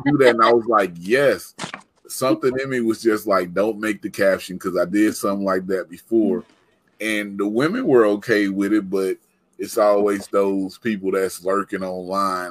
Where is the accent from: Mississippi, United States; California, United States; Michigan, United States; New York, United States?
Mississippi, United States; I'm from Mississippi